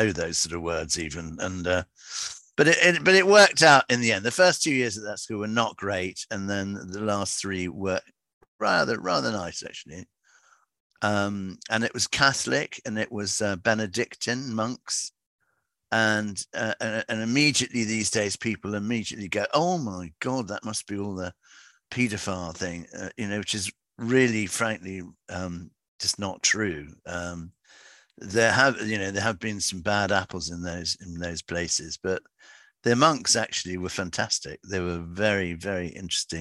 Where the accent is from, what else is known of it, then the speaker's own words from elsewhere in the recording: Gerrards Cross, South East England, United Kingdom; also born or lived in London / Somerset; now in Wincanton, United Kingdom; they moved to a place called Gerrard's Cross in Buckinghamshire. And in fact, my grandfather had been there for years, so I was brought up there